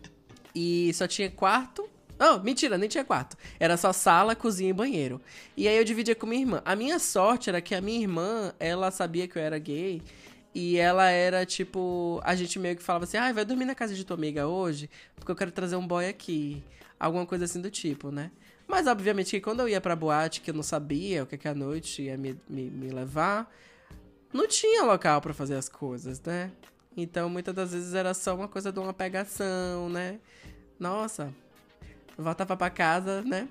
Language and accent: Portuguese; Feira de Santana, Bahia, Brazil; also born or lived in Salvador; Eu saí do interior, na época Feira de Santana, e fui para morar na capital, né? Passei no vestibular, fui morar na capital, Salvador.